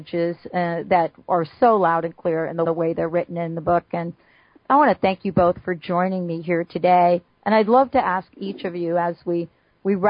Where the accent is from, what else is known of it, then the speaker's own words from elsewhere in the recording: New York City, New York, United States; I'm a kid from the Bronx